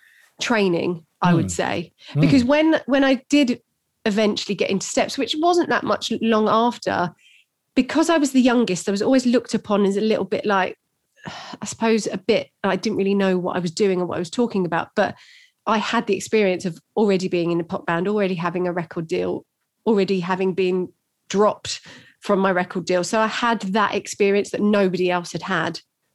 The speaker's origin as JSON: {"language": "English", "region": "London", "country": "United Kingdom", "said": "I'm not from London, really. I'm the suburbs, so..."}